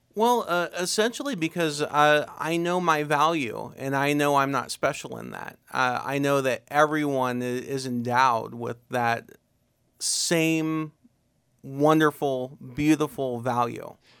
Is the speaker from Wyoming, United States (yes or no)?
no; Uhrichsville, Ohio, United States; I'm born and raised in Yuricksville